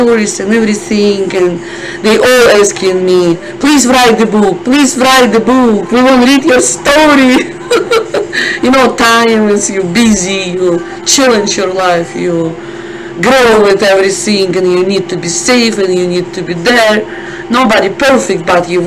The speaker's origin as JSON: {"language": "English", "country": "Russia", "tie": "born or raised there", "second_language": "English", "moved": "as an adult", "said": "I'm born in Soviet Union, and I living right there 40 years"}